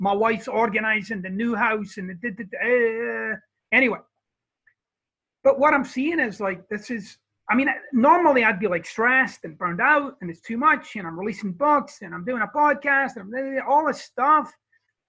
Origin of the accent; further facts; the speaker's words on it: Scotland, United Kingdom; now in Florida, United States; I'm Scottish